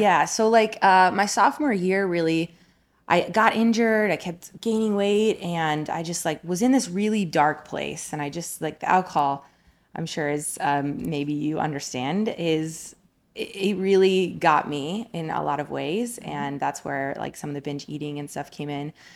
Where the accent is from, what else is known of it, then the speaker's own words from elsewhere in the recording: Colorado, United States; also born or lived in New Jersey; I was born in New Jersey. I have a Jersey girl at heart, but, uh, we moved to Colorado when I was ten years old.